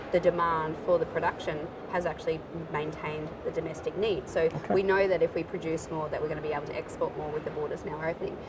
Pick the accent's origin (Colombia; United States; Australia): Australia